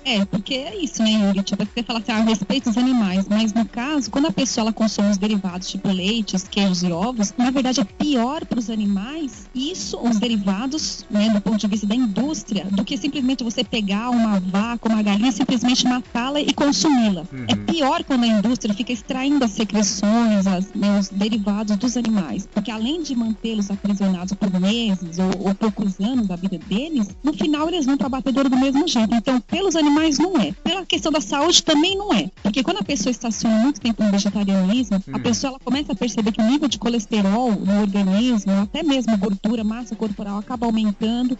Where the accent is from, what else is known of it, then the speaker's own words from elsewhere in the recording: São Paulo, Brazil; eu sou de São Paulo, nasci, fui criada aqui